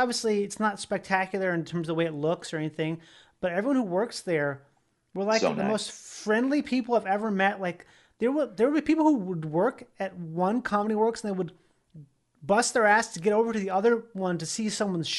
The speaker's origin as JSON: {"language": "English", "region": "Minnesota", "country": "United States", "moved": "yes", "lives_now": "Los Angeles, United States", "said": "I'm from Minnesota."}